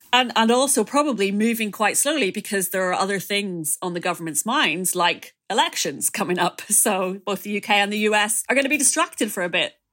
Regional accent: Ireland; as an Irish person

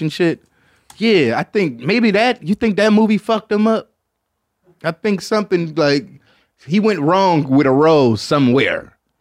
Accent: Michigan, United States; I'm from Michigan

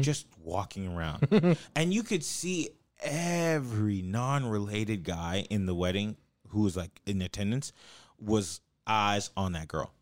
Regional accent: Los Angeles, California, United States; it's like L.A.

